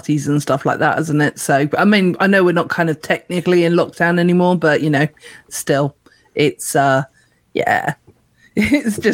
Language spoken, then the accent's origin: English; United Kingdom; we are British